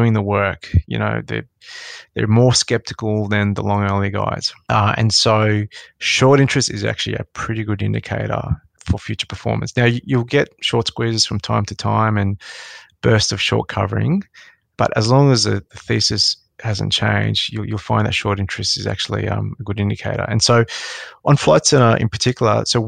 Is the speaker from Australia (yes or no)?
yes; Sydney, New South Wales, Australia; So I grew up in Western Sydney.